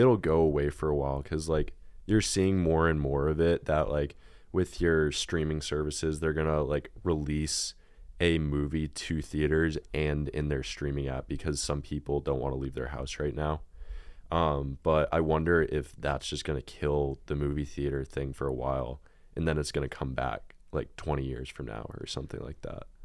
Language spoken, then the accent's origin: English; near Boston, Massachusetts, United States; I am from Massachusetts, very, very close to Boston